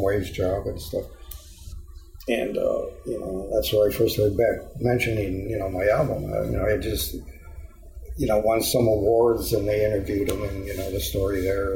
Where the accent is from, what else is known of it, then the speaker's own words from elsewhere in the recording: Endicott, New York, United States; moved away as an adult; now in San Diego, United States; growing up in Endicott, you know, I spent 24 years there.